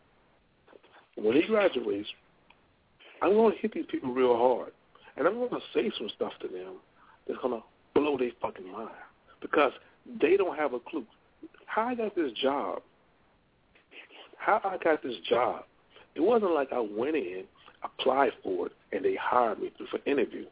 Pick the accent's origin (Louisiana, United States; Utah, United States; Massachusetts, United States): Louisiana, United States; I'm from Louisiana